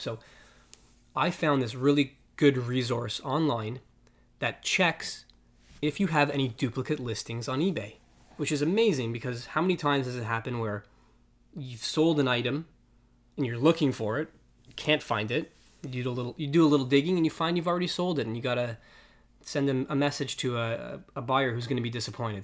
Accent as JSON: {"language": "English", "town": "Toronto", "region": "Ontario", "country": "Canada", "said": "we're from Toronto. in case, we didn't, we didn't mention that. We live in Toronto"}